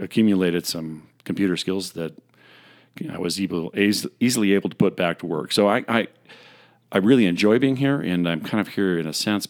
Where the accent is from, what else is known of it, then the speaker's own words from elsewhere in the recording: Bishop, California, United States; I grew up in Bishop down in the Eastern Sierra, also south of Mono County in Inyo